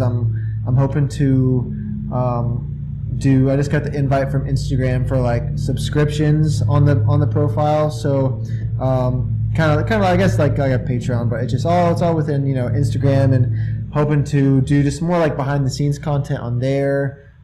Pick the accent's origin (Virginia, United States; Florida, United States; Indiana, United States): Indiana, United States; I'm from Indiana